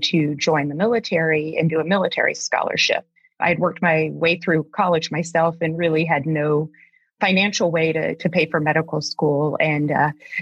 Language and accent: English; Deep South, United States; now in Alaska, United States; I grew up in the Deep South